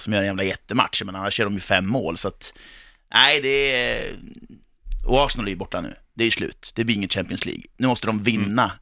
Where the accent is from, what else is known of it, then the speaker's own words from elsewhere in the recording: Eskilstuna, Södermanland, Sweden; vi är födda och uppvuxna i Eskilstuna